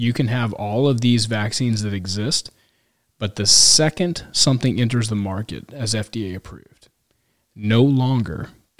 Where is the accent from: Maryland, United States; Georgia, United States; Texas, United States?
Texas, United States; As a Texan, I can latch on to that.